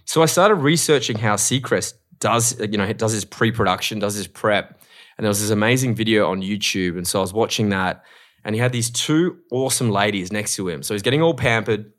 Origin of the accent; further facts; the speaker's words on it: Australia; moved away as an adult; now in Los Angeles, United States; I'm an Australian host